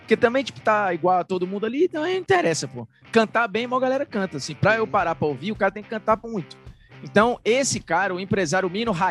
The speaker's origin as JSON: {"language": "Portuguese", "town": "Indaiatuba", "region": "São Paulo", "country": "Brazil", "said": "Eu sou de Indaiatuba, mas eu tô sempre em São Paulo."}